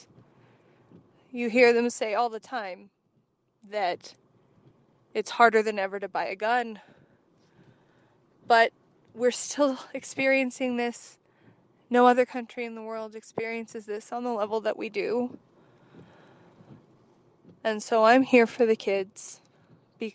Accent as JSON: {"language": "English", "region": "Wyoming", "country": "United States", "tie": "born or raised there", "said": "I grew up in Wyoming"}